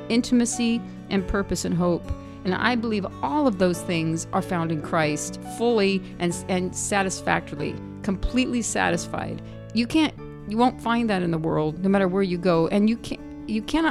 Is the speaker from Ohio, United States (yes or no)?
no; San Diego, California, United States; I'm from San Diego